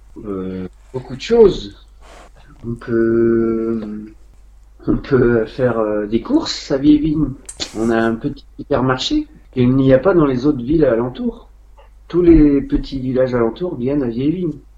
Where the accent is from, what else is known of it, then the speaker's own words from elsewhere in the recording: Vieillevigne, Pays de la Loire, France; c'est ma ville natale